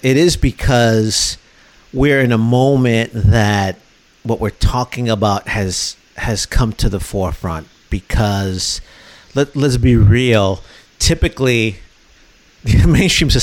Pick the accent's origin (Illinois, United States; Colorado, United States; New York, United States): Illinois, United States; Chicago; now in Houston, United States; I grew up in Chicago originally